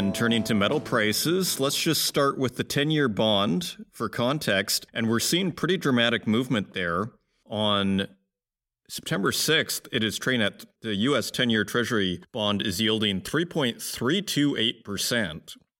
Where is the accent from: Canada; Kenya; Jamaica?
Canada; Saskatoon, Saskatchewan; Saskatoon, my hometown